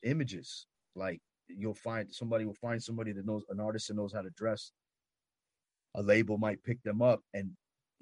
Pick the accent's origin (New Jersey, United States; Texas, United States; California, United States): California, United States; Los Angeles; I'm from Los Angeles